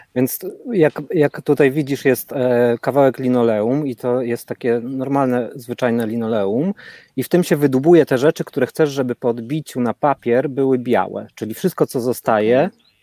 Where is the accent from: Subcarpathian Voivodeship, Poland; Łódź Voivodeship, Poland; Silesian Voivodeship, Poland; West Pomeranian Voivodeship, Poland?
Subcarpathian Voivodeship, Poland; Rzeszów; now in Portugal; ja pochodzę z tej lepszej dzielnicy